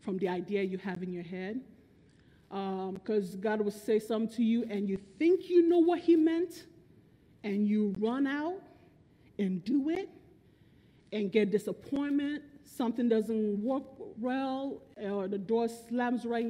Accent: Nigeria; also born or lived in Bronx, New York, United States; I was born in Bronx, New York, but raised in Nigeria.

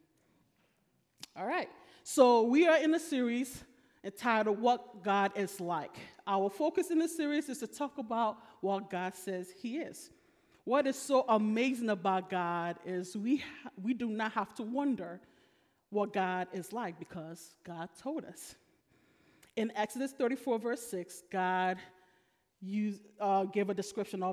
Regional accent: Nigeria; I'm Nigerian

